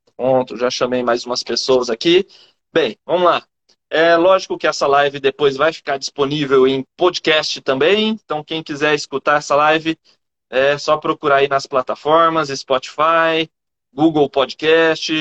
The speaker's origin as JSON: {"language": "Portuguese", "town": "Campinas", "region": "São Paulo", "country": "Brazil", "said": "eu sou de Campinas"}